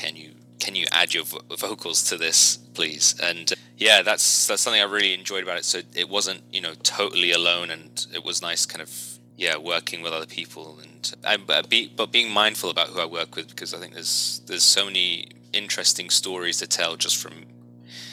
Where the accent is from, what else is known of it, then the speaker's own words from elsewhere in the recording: United Kingdom; also born or lived in Iraq; now in Toronto, Canada; As you might tell from my accent, I'm from the UK